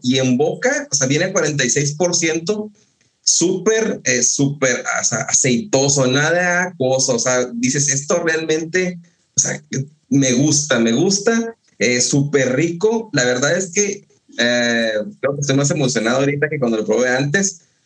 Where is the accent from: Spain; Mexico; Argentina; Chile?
Mexico; northern Mexico; yo soy del norte de México, es árido, no hay frutas tropicales